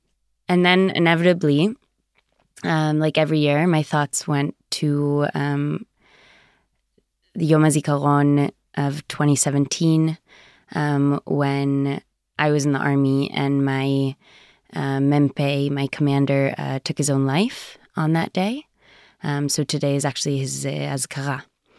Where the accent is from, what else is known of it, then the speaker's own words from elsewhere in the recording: United States; I grew up in the United States in a South American home, very Zionist and liberal.